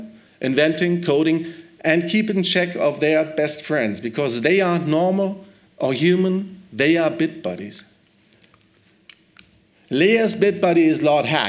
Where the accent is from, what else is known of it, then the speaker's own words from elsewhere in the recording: Germany; I'm from Germany, from Movietel